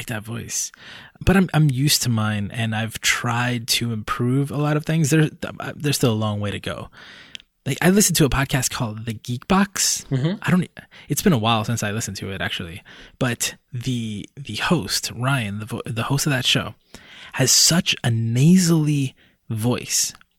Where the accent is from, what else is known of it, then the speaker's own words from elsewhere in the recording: Puerto Rico; born there; does it matter to someone that I'm Hispanic, that I was born in Puerto Rico?